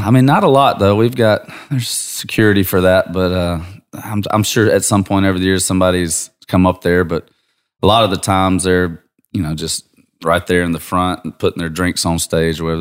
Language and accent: English; Georgia, United States; I'm from Georgia